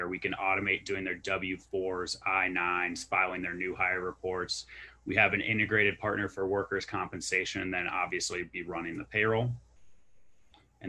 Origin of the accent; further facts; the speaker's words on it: Milwaukee, Wisconsin, United States; moved away as an adult; also born or lived in Kansas; now in Denver, United States; I'm from Milwaukee, Wisconsin, graduated from the University of Kansas, Rock Chalk. I'm based out here in Denver.